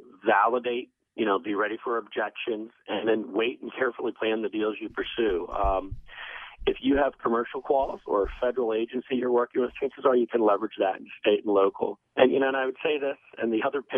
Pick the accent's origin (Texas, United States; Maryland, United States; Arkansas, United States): Maryland, United States; my home state